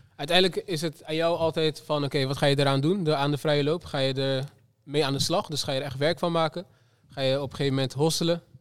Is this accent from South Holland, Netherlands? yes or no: yes; Rotterdam, South Holland, Netherlands; Rotterdam, de stad waar ik vandaan kom. waar ik ben geboren en getogen.